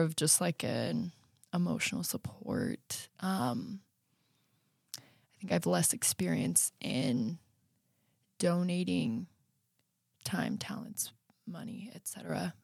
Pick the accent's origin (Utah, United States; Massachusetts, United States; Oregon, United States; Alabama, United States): Utah, United States; Riverton; now in Lehi, United States; I'm from Riverton. My parents are still there, and I'm currently living in Lehigh.